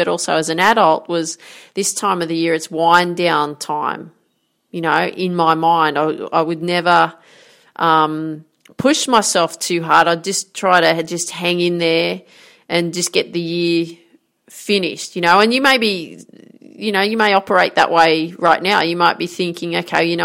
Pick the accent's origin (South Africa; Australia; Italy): Australia; Grafton, New South Wales; I grew up in Grafton in northern New South Wales here in Australia